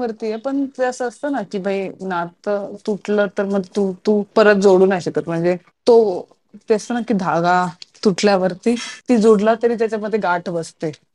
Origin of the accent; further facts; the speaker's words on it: Mumbai, Maharashtra, India; मी मुंबईकर आहे